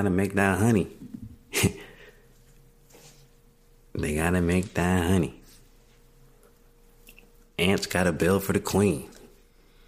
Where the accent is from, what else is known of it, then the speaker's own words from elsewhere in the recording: Mississippi, United States; growing up in Mississippi